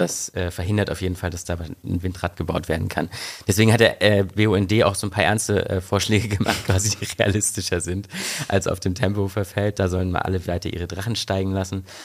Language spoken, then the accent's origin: German; East Germany, Germany; now in Berlin, Germany; ich komme ja äh, ursprünglich aus Ostdeutschland